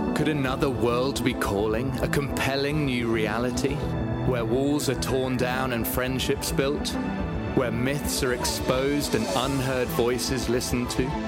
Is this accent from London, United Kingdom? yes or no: yes; London, United Kingdom; moved away as an adult; also born or lived in Tooting, London; now in Cape Town, South Africa; I was born in Tooting and grew up in Forest Hill